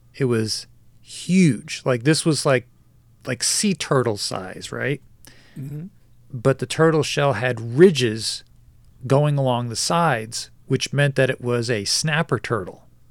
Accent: New Jersey, United States; moved away; I lived in New Jersey. I grew up in New Jersey.

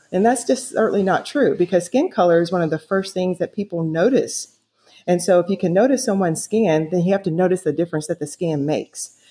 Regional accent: the South, United States; growing up in the South

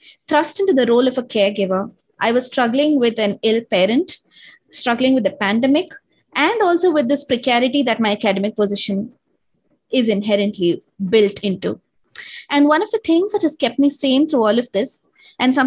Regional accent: Bangalore, Karnataka, India; moved away as an adult; also born or lived in Kerala, India; now in United Kingdom; though I can claim an honorary Bangalorean status, having lived in Bangalore since I was 8, I'm essentially from India's southernmost state called Kerala.

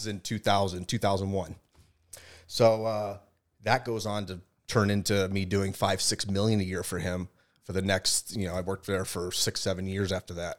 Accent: Boston, Massachusetts, United States; We're from Boston. I was born in Boston

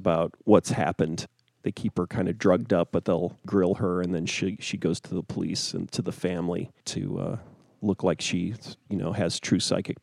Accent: United States; I'm an American

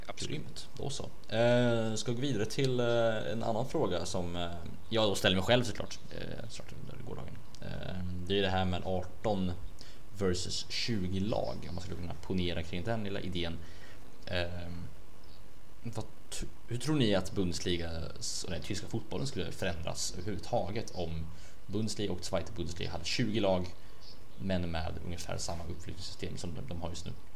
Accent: Sweden; vi svenskar

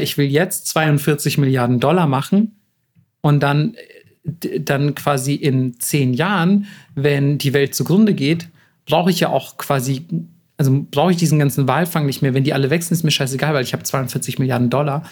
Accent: Germany; als Deutscher

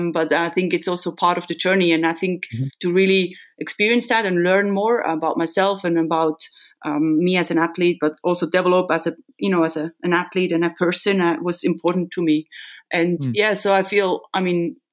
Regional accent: Solothurn, Switzerland; building a house now in Solothurn, in my hometown

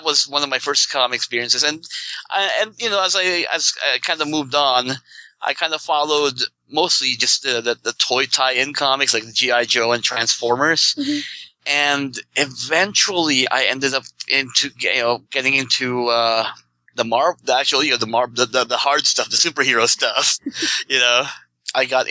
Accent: Philippines; moved away; I grew up in the Philippines

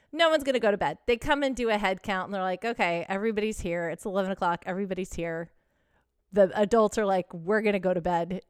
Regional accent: Texas, United States; I grew up in Texas

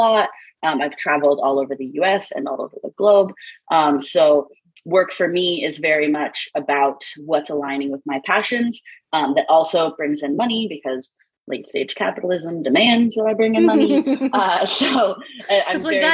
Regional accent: Missouri, United States; moved away as an adult; I'm from Missouri originally, Midwest US, and that's where I am now.

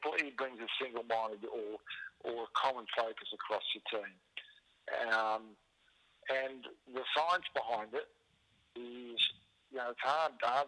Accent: Queensland, Australia; as a Queenslander

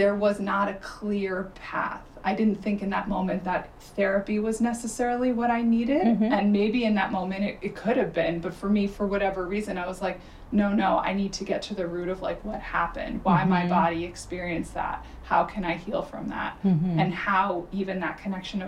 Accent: New Jersey, United States; I grew up in New Jersey.

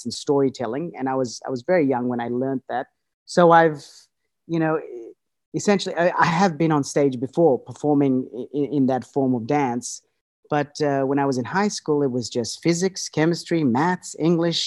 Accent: Australia; also born or lived in Fiji / United States; I was born in Fiji, and then we moved to Australia. So my childhood was, a bit of my childhood was spent in Fiji, and then the rest, and then I pretty much grew up in Australia.

